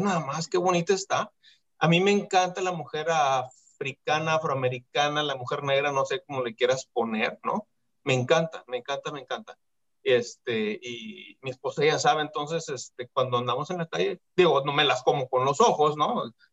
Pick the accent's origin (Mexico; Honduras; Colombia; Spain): Mexico; cuestión cultural de nuestro país